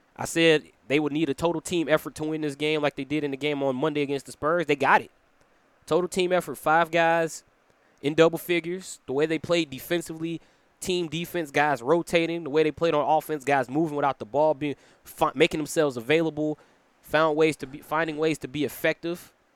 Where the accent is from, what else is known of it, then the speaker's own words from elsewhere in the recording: Chicago, Illinois, United States; coming to you from the 10616 Production Studios in my hometown of Chicago, Illinois